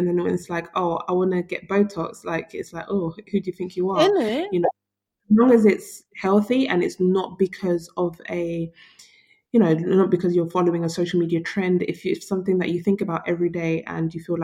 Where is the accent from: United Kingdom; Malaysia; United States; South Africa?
United Kingdom; Black British women